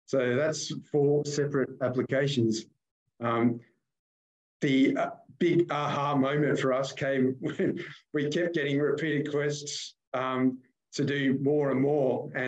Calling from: Melbourne, Victoria, Australia; I'm joining you from Melbourne

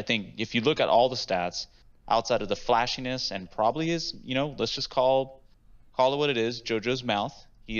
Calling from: Austin, Texas, United States; I'm calling from Austin, Texas.

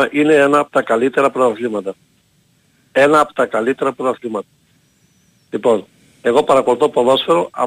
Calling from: Heraklion, Crete, Greece; από Ηράκλειο. Δεν βγαίνω πολύ συχνά.

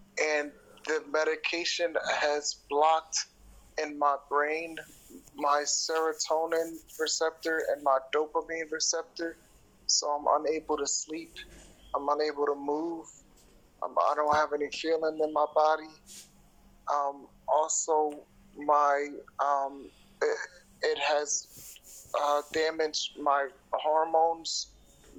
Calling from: Bear, Delaware, United States; I am in Bear, Delaware, in the United States of America.

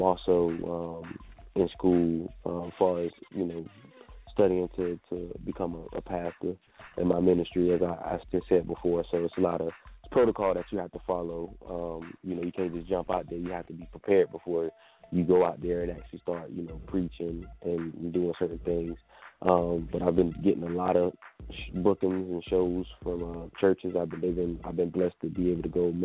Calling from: Savannah, Georgia, United States; I'm calling from Savannah, Georgia

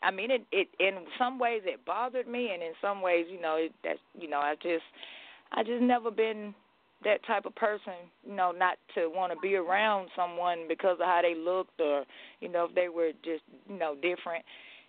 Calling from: Athens, Georgia, United States; Calling from Athens, Georgia.

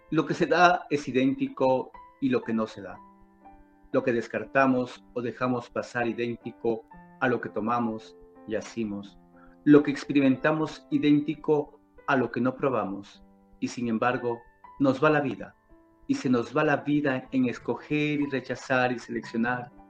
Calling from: Loja, Ecuador; le saludo cordialmente desde Loja, Ecuador.

